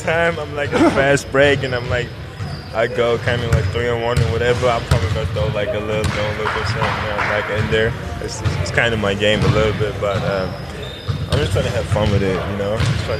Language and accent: English; Koblenz, Rhineland-Palatinate, Germany; English is a second language; You know, if you're in Germany, you kind of grow up playing soccer and basketball, football and basketball.